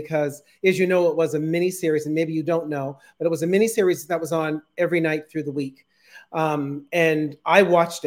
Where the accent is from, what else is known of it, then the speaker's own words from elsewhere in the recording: Saint John, New Brunswick, Canada; I was born and brought up in St. John, New Brunswick. Grew up in the South End, and come from a huge family